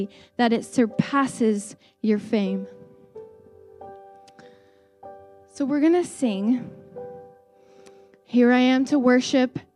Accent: United States; we're American

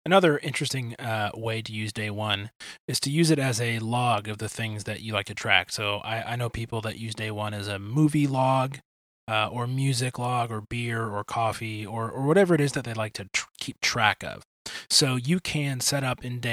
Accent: Detroit, Michigan, United States; moved away as an adult; also born or lived in Indiana / Illinois; now in Kansas City, United States; I grew up in Detroit.

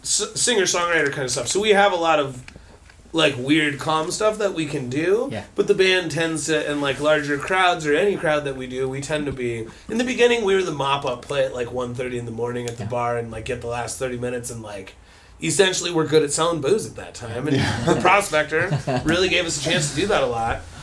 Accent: Columbine Valley, Colorado, United States; now in Southern California, United States; I'm from Denver originally, um, Columbine Valley really

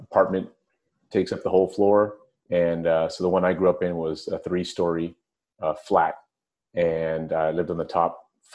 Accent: San Francisco, California, United States; working at the firehouse, which was about 6 or 7 blocks from my home when I grew up in San Francisco

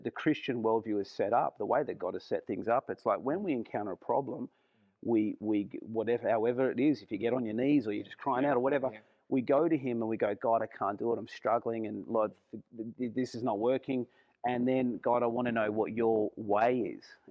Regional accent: Australia; as an Aussie

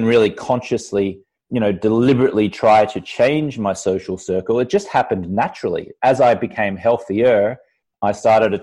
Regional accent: Australia; moved away as an adult; now in Los Angeles, United States; when I lived in Australia, and then I left when I was 23 years old back in about 1999.

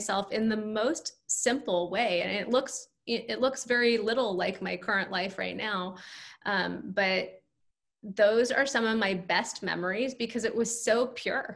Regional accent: California, United States; moved away as an adult; now in New York, United States; I grew up in California, so I had no like personal or family contacts in New York

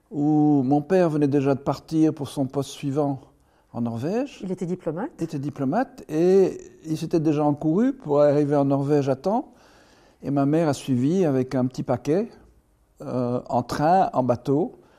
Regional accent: United States; born there; Et je dis, bon, de temps en temps … parce que je suis né aux États-Unis.

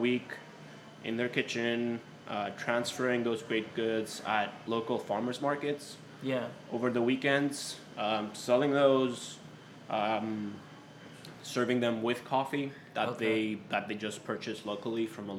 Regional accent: Cyprus; moved away as an adult; also born or lived in United Kingdom; now in Little Rock, United States; So we're both from Cyprus, born and raised in Cyprus

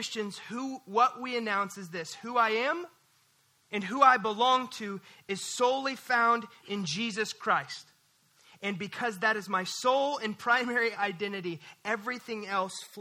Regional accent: Missouri, United States; now in North Texas, United States; I'm from Missouri

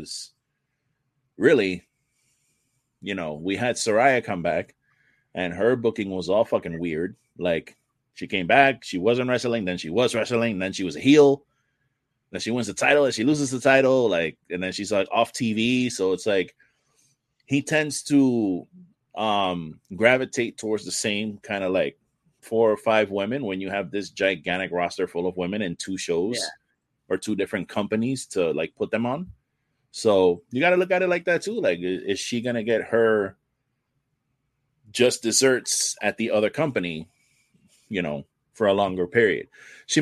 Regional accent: New York City, New York, United States; I grew up in the Bronx

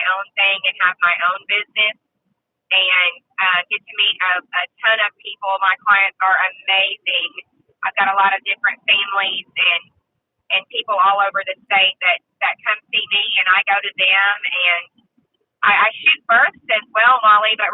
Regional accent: Nashville, Arkansas, United States; I am from Nashville, Arkansas, and I'm 26

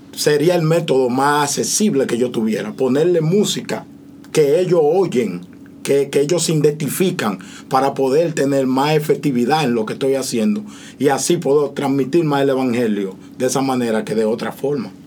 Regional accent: Dominican Republic; yo que soy dominicano

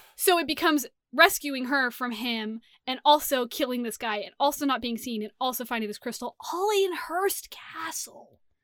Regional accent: Sacramento, California, United States; growing up in Sacramento

